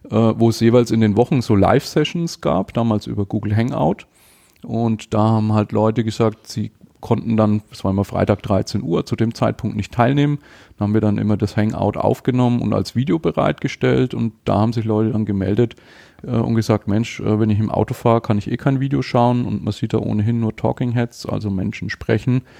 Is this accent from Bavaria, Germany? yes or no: yes; Nuremberg, Bavaria, Germany; Ich komme aus Nürnberg, bin 44 und verheiratet, ein Kind